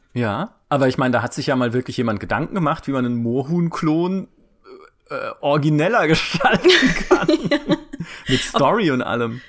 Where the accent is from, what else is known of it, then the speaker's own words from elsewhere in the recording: Karlsruhe, Baden-Württemberg, Germany; ich komme aus Karlsruhe